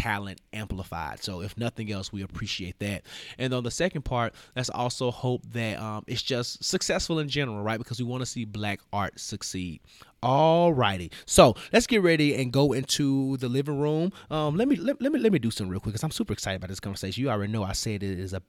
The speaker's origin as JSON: {"language": "English", "town": "Memphis", "region": "Tennessee", "country": "United States", "tie": "born or raised there", "said": "elected official from my hometown. What up, Memphis?"}